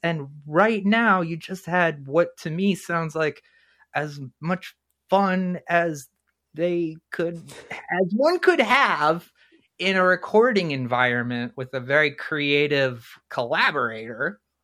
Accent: New Jersey, United States; now in Valparaiso, United States; I was born in New Jersey

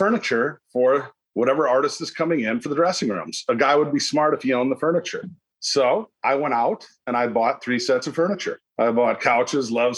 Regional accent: Saint Paul, Minnesota, United States; I'm from St. Paul, Minneapolis, Minnesota. Grew up there

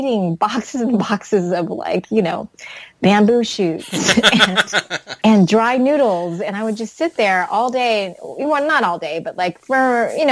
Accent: Virginia Beach, Virginia, United States; also born or lived in Taiwan; that's not where I was born, but that's basically where I would call like my, where I'm from

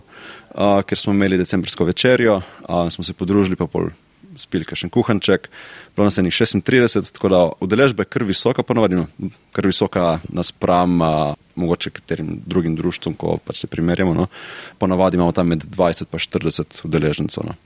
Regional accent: Slovenia; now in Switzerland; Slovenci smo

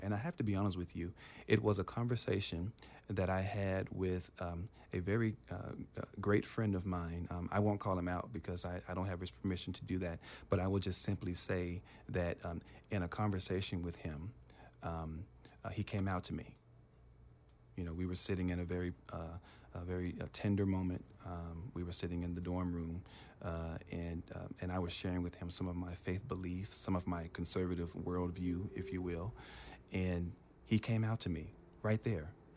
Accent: Memphis, Tennessee, United States; moved away as an adult; also born or lived in Providence, Rhode Island; now in California, United States; when I was growing up in Tennessee

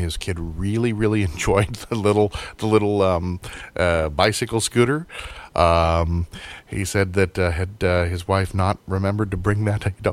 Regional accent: United States; I'm an American

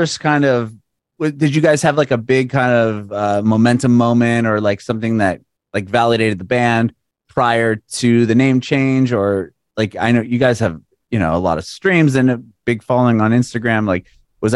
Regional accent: San Diego, California, United States; moved away as an adult; now in Nashville, United States; We recently moved to Nashville. I'm from San Diego

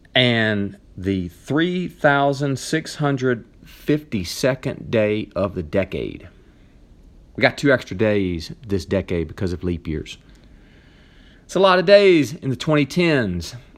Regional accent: Nashville, Tennessee, United States; moved away as an adult; also born or lived in mountains of North Carolina; now in North Carolina, United States; I'm from Nashville, Tennessee. All my family's there

